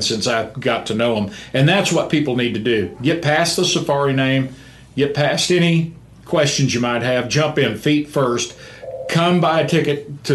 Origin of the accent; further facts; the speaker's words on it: Palo Pinto County, North Texas, United States; born and raised in North Texas.